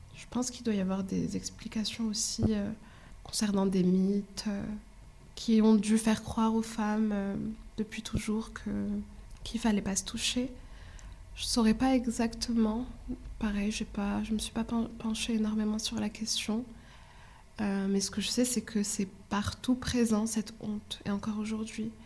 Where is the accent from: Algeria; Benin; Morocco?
Morocco; moved away as an adult; now in France; j'ai grandi au Maroc jusqu'à mon bac. Je suis arrivée ici pour euh, mes études supérieures